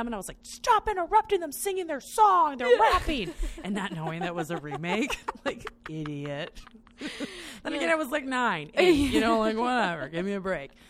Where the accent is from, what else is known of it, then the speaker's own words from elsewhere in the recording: Northwest suburbs, Illinois, United States; I grew up in the Northwest burbs